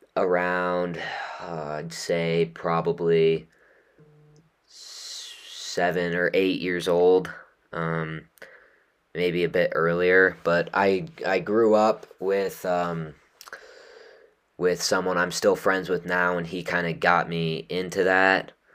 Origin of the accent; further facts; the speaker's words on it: Utah, United States; growing up in Utah